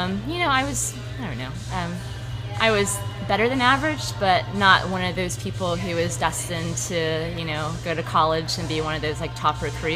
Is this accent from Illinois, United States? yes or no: no; St. Petersburg, Florida, United States; also born or lived in Phoenix, Arizona; I'm actually from right here in South St. Pete, born and raised.